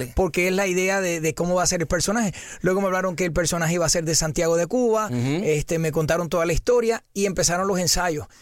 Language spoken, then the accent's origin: Spanish; Puerto Rico; soy de Puerto Rico